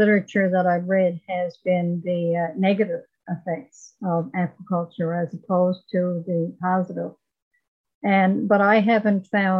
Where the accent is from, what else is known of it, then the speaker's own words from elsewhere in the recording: Corner Brook, Newfoundland and Labrador, Canada; I grew up in Corner Brook back when they were using sulfur in the mill